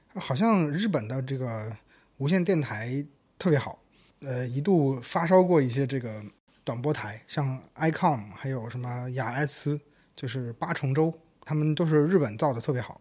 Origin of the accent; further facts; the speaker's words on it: Shandong, China; 我的故乡山东那边荣成